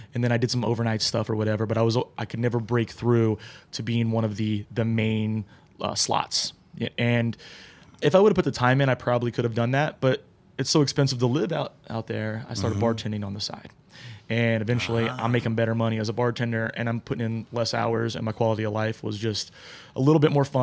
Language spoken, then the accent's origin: English; New Jersey, United States; now in Columbus, United States; I'm originally from New Jersey, so I went back to Jersey